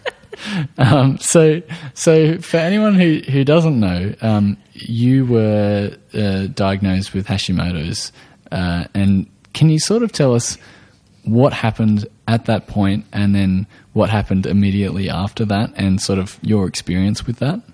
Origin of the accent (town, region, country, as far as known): Australia